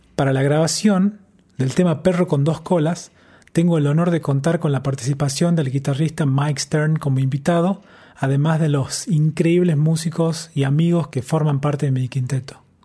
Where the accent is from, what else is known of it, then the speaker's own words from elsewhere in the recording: San Miguel de Tucumán, Tucumán, Argentina; moved away as an adult; also born or lived in La Plata, Argentina / Israel; now in New York, United States; soy guitarrista y compositor tucumano radicado en Nueva York. Nací y crecí rodeado de música. Mi papá, Cato, es músico folclórico y desde muy chiquito me hizo parte de la movida musical de la ciudad